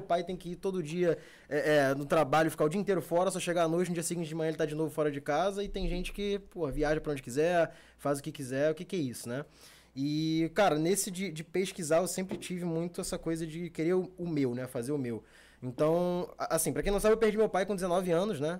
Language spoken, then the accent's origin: Portuguese; Rio de Janeiro, Brazil; also born or lived in Barra da Tijuca, Rio de Janeiro; eu sou da Zona Norte, Meia, Caxambi, aquela área ali. Hoje em dia eu tô morando aqui na Barra, mas sou criado é, na Zona Norte.